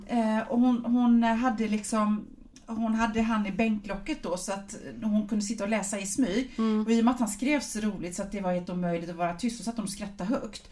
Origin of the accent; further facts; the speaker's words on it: Sweden; som svensk